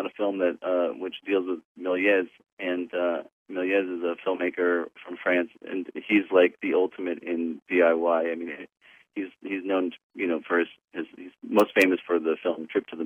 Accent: Fullerton, California, United States; I'm from Fullerton

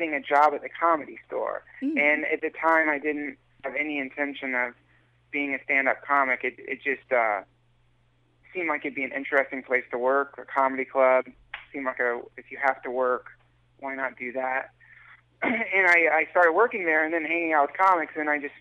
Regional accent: Asheville, North Carolina, United States; moved away; I grew up in a place called Asheville, which is in the mountains.

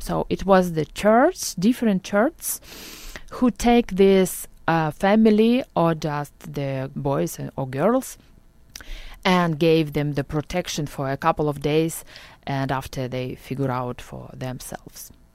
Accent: Okhtyrka, Sumy Oblast, Ukraine; English is a second language; moved away as an adult; also born or lived in Lviv, Ukraine; now in Orange County, United States; I was born near Kharkiv. It's Ohtyrka near Kharkiv, and I grew up there.

